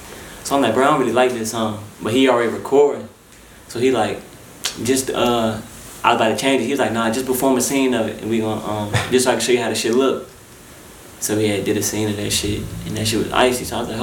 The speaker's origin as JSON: {"language": "English", "town": "Washington", "region": "District of Columbia", "country": "United States", "also_born_or_lived": "California", "moved": "yes", "lives_now": "Atlanta, United States", "said": "I'm from D.C."}